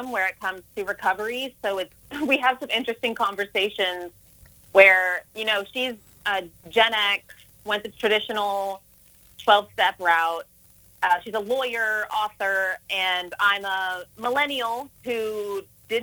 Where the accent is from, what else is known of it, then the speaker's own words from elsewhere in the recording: Texas, United States; also born or lived in San Francisco Bay Area, California; my mom and I relocated to Texas when I was 8